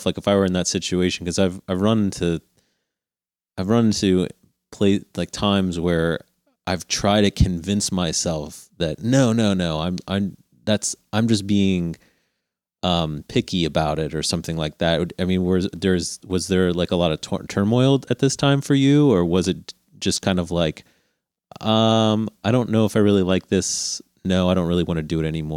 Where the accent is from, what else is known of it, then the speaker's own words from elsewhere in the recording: Cincinnati, Ohio, United States; I'm from Cincinnati